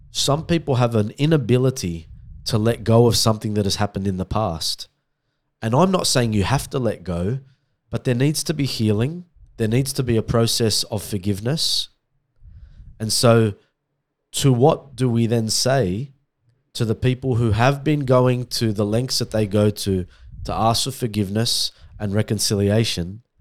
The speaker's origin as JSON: {"language": "English", "country": "Australia", "said": "I'm Australian."}